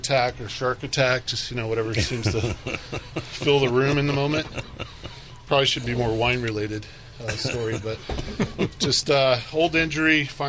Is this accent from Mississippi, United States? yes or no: no; El Paso, Texas, United States; I was born in El Paso, but we ended up meeting in Houston.